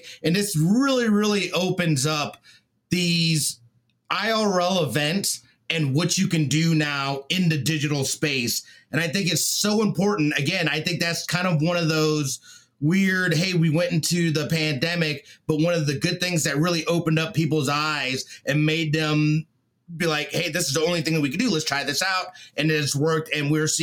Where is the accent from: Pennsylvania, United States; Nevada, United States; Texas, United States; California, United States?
Nevada, United States; Las Vegas; We're all from Vegas.